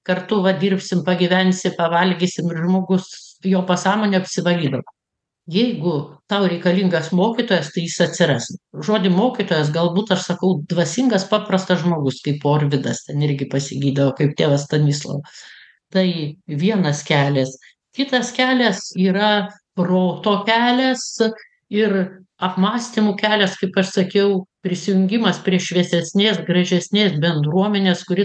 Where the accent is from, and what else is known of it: Lithuania